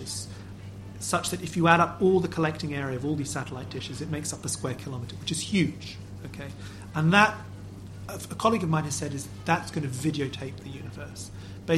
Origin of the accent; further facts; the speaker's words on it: Lisbon, Portugal; I'm from Portugal. I'm from Lisbon